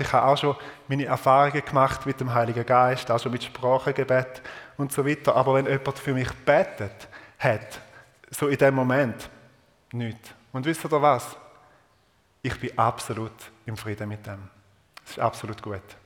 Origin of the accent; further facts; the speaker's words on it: Eastern Switzerland, Switzerland; accent: Eastern Swiss German dialect; in meinem Ostschweizer Dialekt